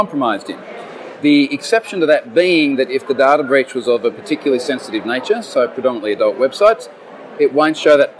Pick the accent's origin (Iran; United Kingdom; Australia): Australia; I'm an Australian, living in Australia